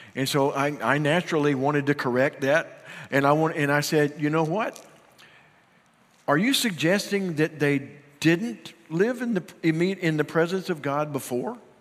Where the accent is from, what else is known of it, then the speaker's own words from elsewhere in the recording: Union, United States; moved away; Every time I go back home to Union, my hometown